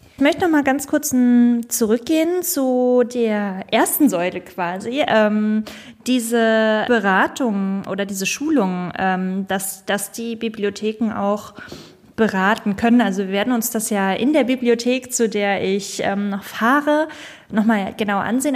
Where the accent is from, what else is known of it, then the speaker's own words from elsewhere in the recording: Schleswig-Holstein, Germany; meinem Heimatland Schleswig-Holstein